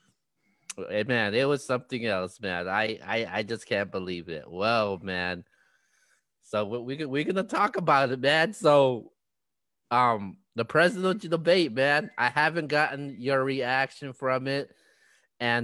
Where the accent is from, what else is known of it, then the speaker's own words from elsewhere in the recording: United States; we as the American people